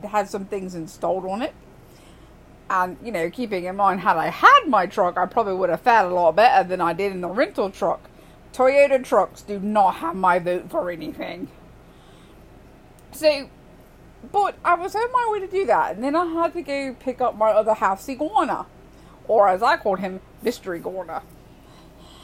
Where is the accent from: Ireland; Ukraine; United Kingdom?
United Kingdom; I'm a Brit